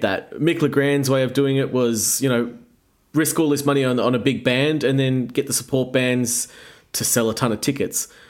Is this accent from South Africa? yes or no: no; Australia